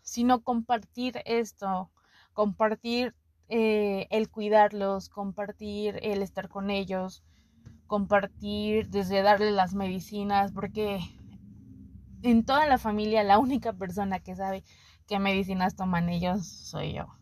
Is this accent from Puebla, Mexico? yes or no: yes; Puebla, Mexico; yo me siento más poblana que la china poblana y eso nadie me lo quita.